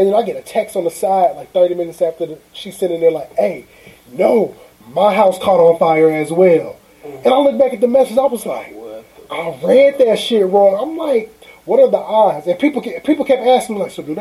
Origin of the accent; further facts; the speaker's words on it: Aurora, United States; now in East St. Louis, United States; I'm from Aurora.